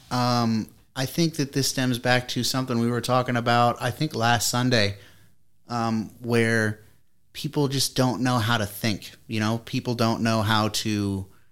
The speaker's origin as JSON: {"language": "English", "town": "Columbus", "region": "Ohio", "country": "United States", "tie": "born or raised there", "said": "we're Chris and I are from Ohio, and we grew up down in Columbus"}